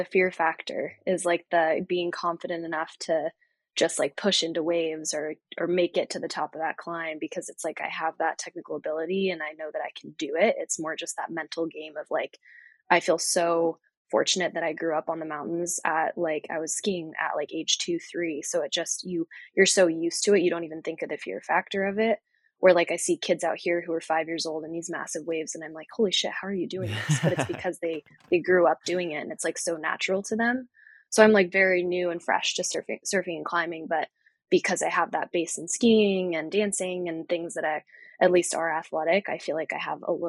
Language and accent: English; East Coast, United States; And so it's been really cool to like access different sports that I really was not familiar with growing up on the East Coast.